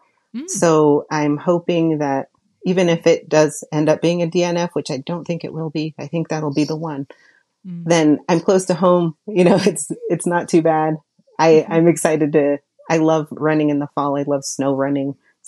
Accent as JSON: {"language": "English", "region": "Oregon", "country": "United States", "said": "because I'm like so Southern Oregon that I'm basically a Californian."}